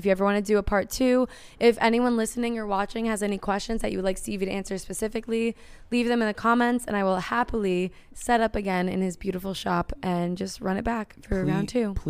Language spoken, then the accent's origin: English; New Jersey, United States; now in San Diego, United States; I'm from Jersey